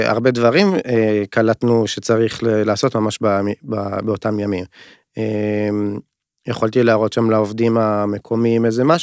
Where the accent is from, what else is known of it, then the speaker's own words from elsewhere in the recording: North, Israel; אנחנו שנינו מהצפון, שחף גם מהצפון